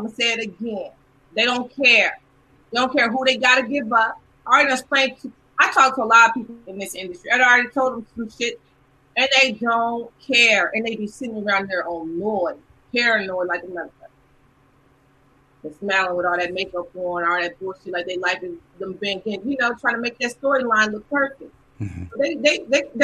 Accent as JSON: {"language": "English", "region": "Nebraska", "country": "United States", "said": "I'm from Nebraska"}